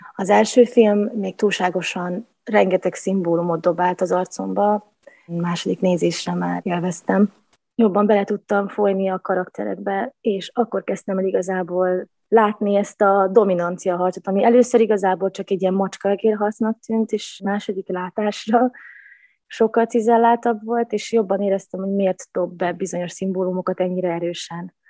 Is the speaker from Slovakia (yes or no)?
no; Vojvodina, Serbia; moved away as an adult; úgy döntöttem 19 évnyi világjárás és csavargás után, hogy akkor vissza a gyökerekhez. Úgyhogy most itthon